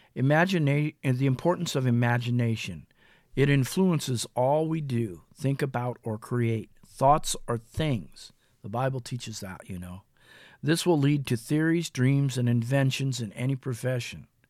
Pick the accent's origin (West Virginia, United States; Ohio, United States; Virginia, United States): Ohio, United States; Mansfield; in my hometown of Mansfield in Lexington, Ohio